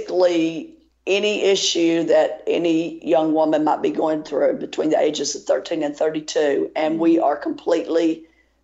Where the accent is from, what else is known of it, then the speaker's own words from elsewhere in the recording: Tennessee, United States; also born or lived in Louisiana; I grew up in Tennessee